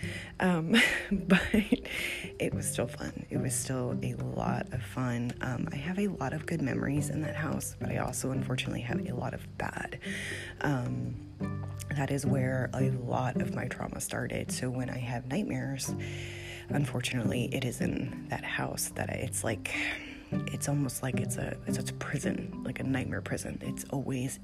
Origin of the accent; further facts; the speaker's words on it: Gloucester, Virginia, United States; also born or lived in New Mexico / Connecticut; I grew up in Gloucester